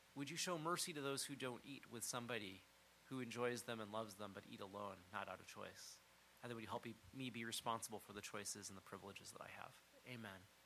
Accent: United States; growing up in the United States

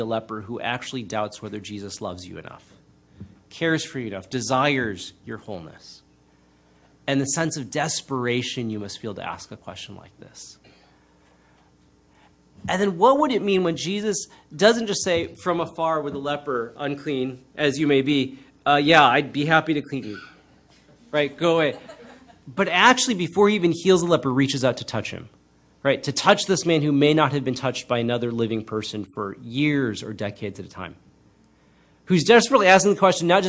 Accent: United States; I'm Chinese American

